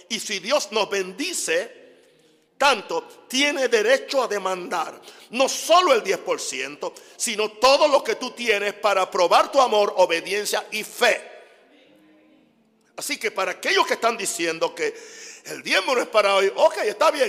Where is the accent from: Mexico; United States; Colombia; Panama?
United States; Spanish is a second language; Y yo soy gringo, como dicen ustedes. Ustedes lo dicen, yo nunca he dicho eso.